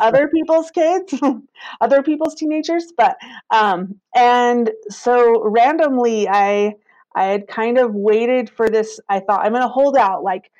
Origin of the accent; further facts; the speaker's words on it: Vernal, Utah, United States; I am. Yep. I've been in the tourism industry all my life.